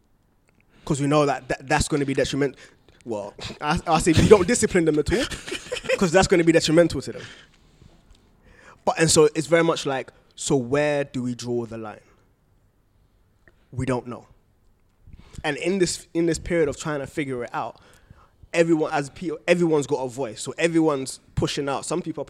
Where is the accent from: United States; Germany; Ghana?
Ghana; Not in Ghana.